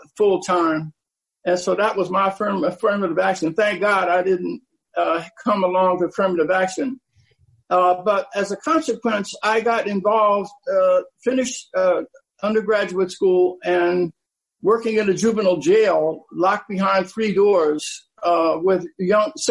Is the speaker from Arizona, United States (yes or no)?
no; Philadelphia, Pennsylvania, United States; I was born in Philadelphia, and my dad died when I was 9, leaving my mother with a 5th-grade education to raise 5 children in a troubled neighborhood